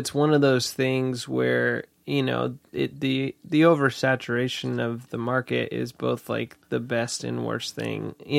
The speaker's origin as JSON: {"language": "English", "region": "New Hampshire", "country": "United States", "tie": "born or raised there", "also_born_or_lived": "Massachusetts", "said": "I absolutely understand the need to get out of just the mentalities you grew up in, and even just like the person that you, like the person I was in Massachusetts and New Hampshire is not the person I am now."}